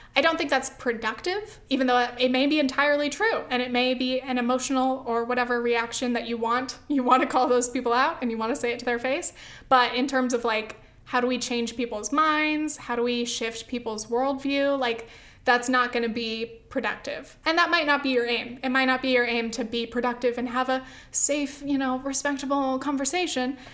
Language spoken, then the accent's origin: English; Southern California, United States; I grew up in California, Southern California